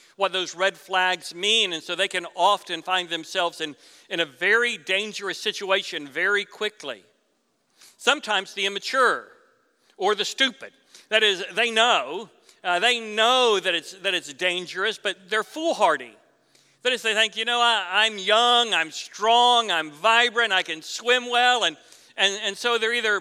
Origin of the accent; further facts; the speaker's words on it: Florida, United States; I was raised in Florida